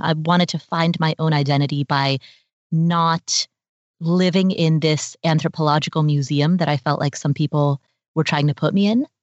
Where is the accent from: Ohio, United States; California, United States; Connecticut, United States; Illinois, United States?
Ohio, United States; Cincinnati; also born or lived in Kathmandu, Nepal; I grew up in Cincinnati, Ohio